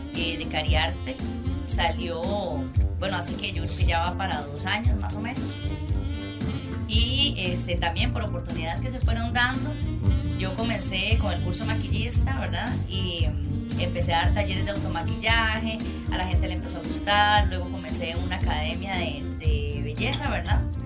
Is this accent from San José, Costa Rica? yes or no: yes; Desamparados, San José, Costa Rica; nací y bueno, crecí en Desamparados